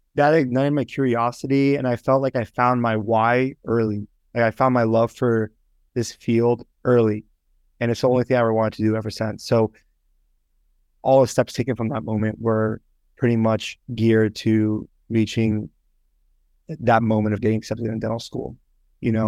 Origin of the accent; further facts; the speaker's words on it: Northern Virginia, United States; moved away as an adult; also born or lived in Toronto, Canada / Richmond, Virginia / Miami; now in Boston, United States; I moved from Toronto to Northern Virginia when I was about, like, six years old. So I pretty much grew up in, uh, Northern Virginia